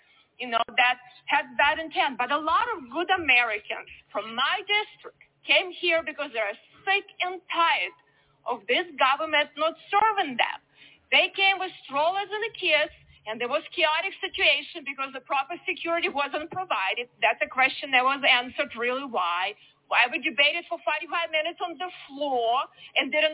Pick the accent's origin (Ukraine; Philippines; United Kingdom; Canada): Ukraine; born or raised there; moved away as an adult; now in United States